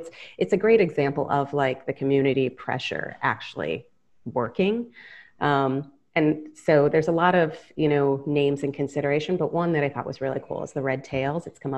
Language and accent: English; D.C., Northern Virginia, United States; I grew up outside D.C. in Northern Virginia. It's about 10 minutes outside Washington, D.C.